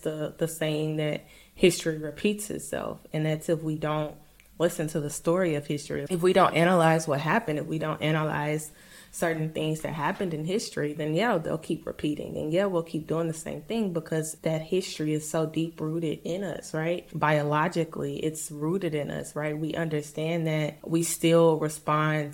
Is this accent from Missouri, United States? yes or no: yes; St. Louis, Missouri, United States; moved away; also born or lived in Mississippi; I grew up in St. Louis